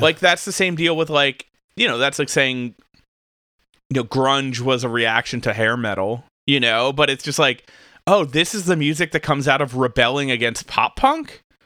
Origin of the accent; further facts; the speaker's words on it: New Jersey, United States; where I grew up in New Jersey